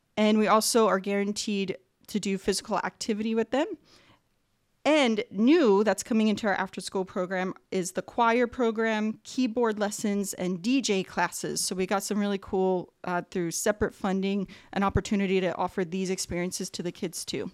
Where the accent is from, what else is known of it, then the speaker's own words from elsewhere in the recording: East Coast, United States; now in Whittier, United States; I grew up on the East Coast, and field hockey is a big sport out there